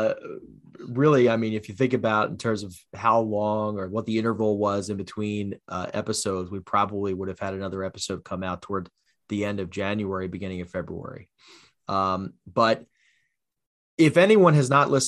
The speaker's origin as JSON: {"language": "English", "region": "New Jersey", "country": "United States", "tie": "born or raised there", "said": "Born and raised in South Jersey, I know firsthand the strength of our neighborhoods."}